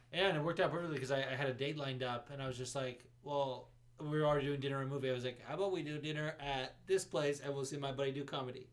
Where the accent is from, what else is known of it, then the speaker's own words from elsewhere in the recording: Las Vegas, Nevada, United States; moved away; also born or lived in Los Angeles, California; growing up in Vegas